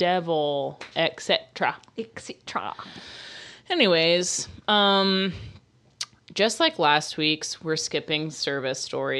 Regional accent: Tallahassee, Florida, United States; moved away; going back to my hometown, going back to Tallahassee, Florida

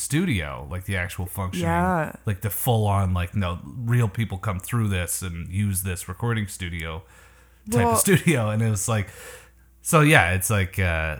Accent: Canada; I'm Canadian

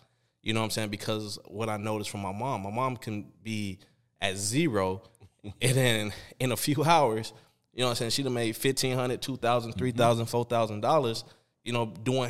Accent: Chicago, Illinois, United States; I mean, we're from Chicago.

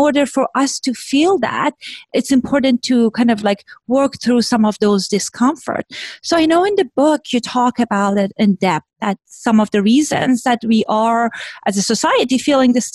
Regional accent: Iran; moved away; I grew up in Iran in a kind of time period that was things were complicated

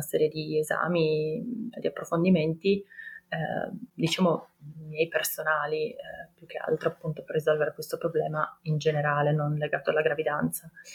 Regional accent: Turin, Piedmont, Italy; ho 33 anni, ehm, sono di Torino

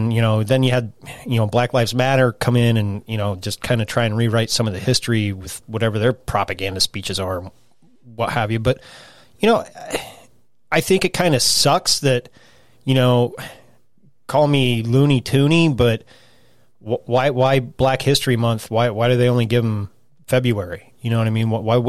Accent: South Africa; I'm South African.

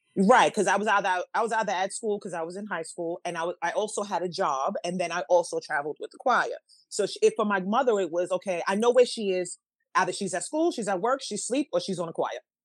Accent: New York City, New York, United States; moved away as an adult; also born or lived in Manhattan, New York / Harlem, New York; now in New Jersey, United States; I was two when we moved to the Bronx, and we moved to the Bronx, and that's where we stayed pretty much until my adult life when I moved here to New Jersey.

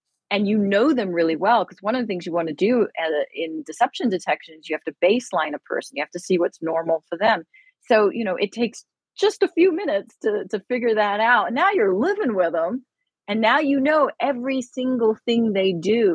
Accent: United Kingdom; moved away; I am British

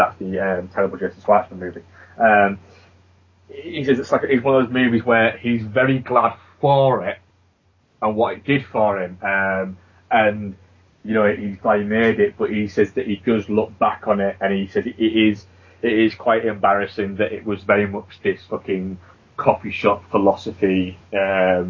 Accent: England, United Kingdom; we grew up in England, which is a very small place in comparison to America.

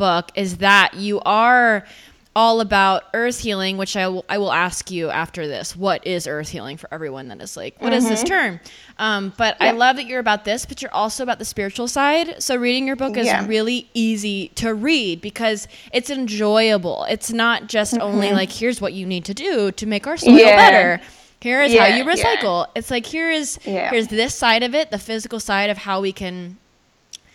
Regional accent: Texas, United States; now in Boulder, United States; where I was born and raised in Texas

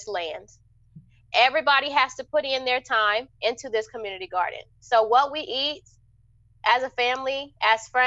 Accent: Wichita, Kansas, United States; where I'm from, I'm from Wichita, Kansas

